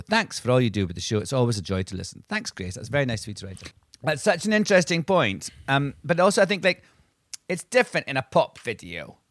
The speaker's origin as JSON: {"language": "English", "area": "Angus", "region": "Scotland", "country": "United Kingdom", "tie": "born or raised there", "said": "Angus, which is the county that I grew up in in Scotland"}